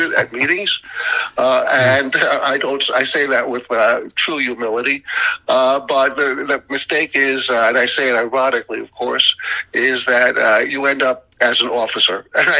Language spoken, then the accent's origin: English; New York, United States; moved away as an adult; now in Florida, United States; I come from New York